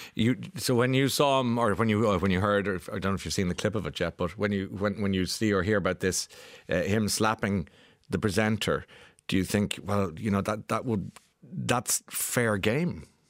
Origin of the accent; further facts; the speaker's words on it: Ireland; us as Irish people